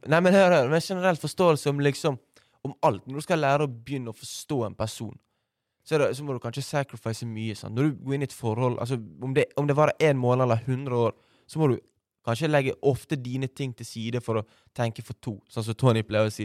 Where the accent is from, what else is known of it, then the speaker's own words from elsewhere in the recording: Bergen, Vestland, Norway; jeg er oppvokst på Valmøra skole